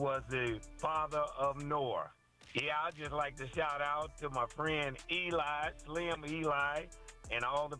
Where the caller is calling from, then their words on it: Woodworth, Louisiana, United States; I'm calling from Woodworth